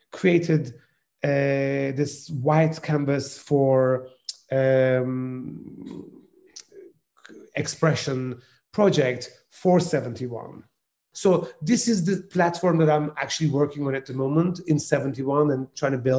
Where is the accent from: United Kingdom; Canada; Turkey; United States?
Turkey; moved away; I come from Turkey. And when I was studying in the music college, I studied piano and cello in the conservatoire in Turkey